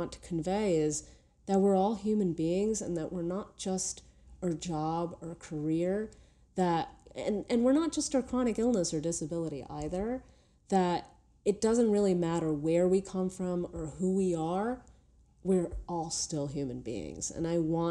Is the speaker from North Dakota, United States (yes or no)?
no; New York City, New York, United States; just being a New Yorker